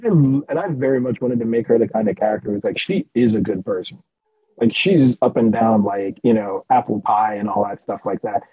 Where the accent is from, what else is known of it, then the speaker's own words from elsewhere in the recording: United States; I'm American